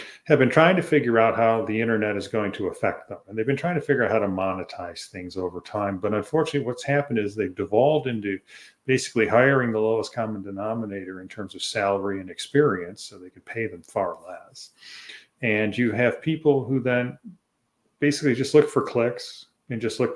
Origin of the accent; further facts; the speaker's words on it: Michigan, United States; I'm from Michigan.